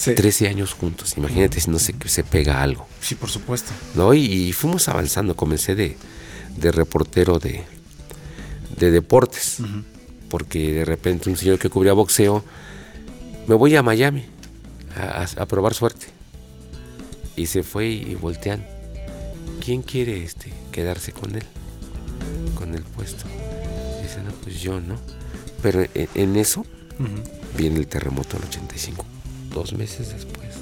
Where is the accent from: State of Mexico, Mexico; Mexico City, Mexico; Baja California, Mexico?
Mexico City, Mexico; also born or lived in Aragón; De niños ahí nos poníamos a jugar fútbol, coladeritas